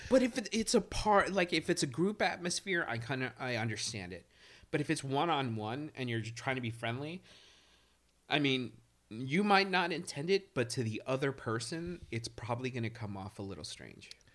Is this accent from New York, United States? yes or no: yes; New York City, New York, United States; I grew up in East New York